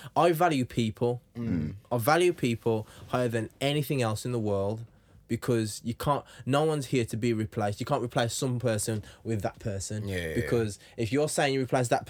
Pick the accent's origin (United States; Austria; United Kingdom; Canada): United Kingdom; England; I'm from England